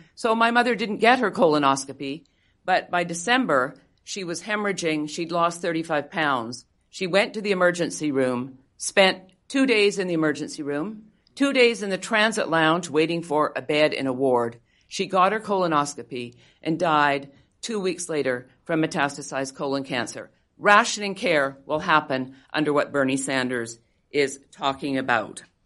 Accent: Canada; moved away; I am Canadian. I grew up under single payer healthcare.

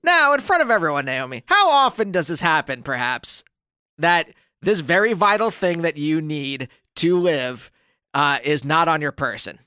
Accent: Reading, Pennsylvania, United States; the hospital in my hometown

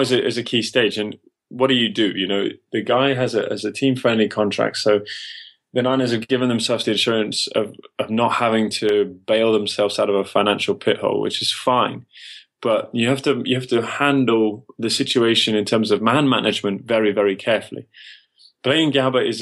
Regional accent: England, United Kingdom; I'm English

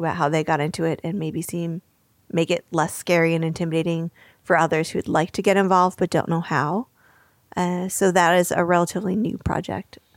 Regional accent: New York, United States; I grew up very near New York City.

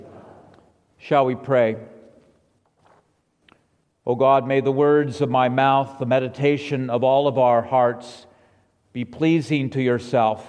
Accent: La Cañada Flintridge, California, United States; moved away; also born or lived in New England; growing up in La Cañada

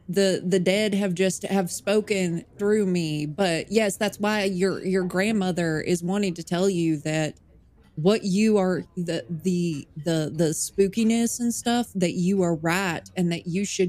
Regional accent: Nashville, Tennessee, United States; also born or lived in Toronto, Canada; Oh, no. I'm originally from Nashville, Tennessee. For a little bit, I lived in Toronto.

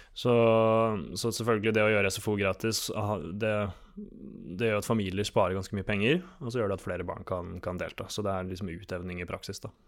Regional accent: Sarpsborg, Østfold, Norway; moved away; Var hjemme i Sarpsborg og så onkelbarna gå i tog

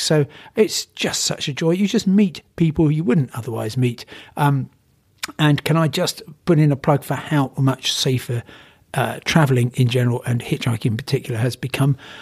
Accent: Crawley, South East England, United Kingdom; I come from Crawley

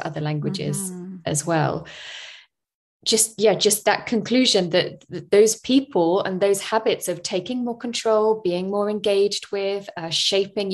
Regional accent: United Kingdom; moved away as an adult; also born or lived in Spain; I'm from the UK

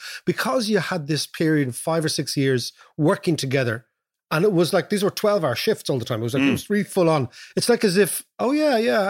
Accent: Ireland; moved away; And when we came from Ireland, they couldn't place us.

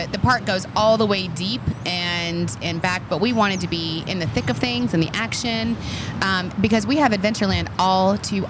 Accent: Long Island, New York, United States; We're from Long Island, so we say, how you doing?

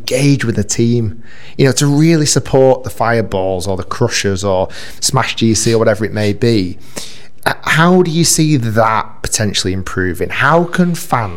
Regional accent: Manchester, North West England, United Kingdom; first language English; moved away; I was born in Manchester

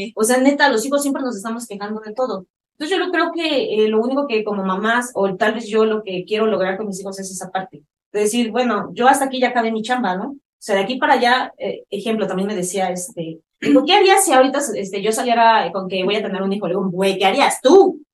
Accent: Mexico; Yo soy mamá mexicana

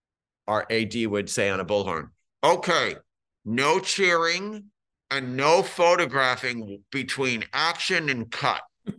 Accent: Scranton, Pennsylvania, United States; I'm from Scranton.

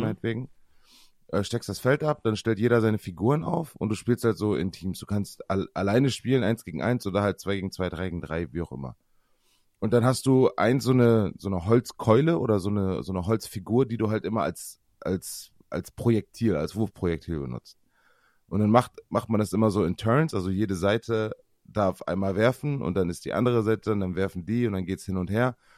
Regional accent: Osnabrück, Lower Saxony, Germany; bei uns in Osnabrück

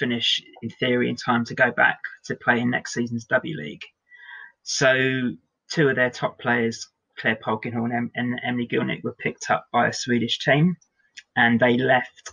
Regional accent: United Kingdom; as a British person

